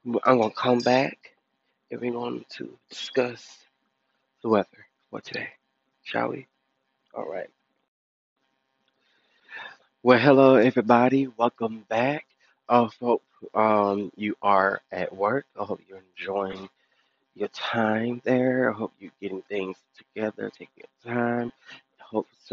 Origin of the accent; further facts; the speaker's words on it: Detroit, Michigan, United States; now in Hoover, United States; my home state, Detroit, Michigan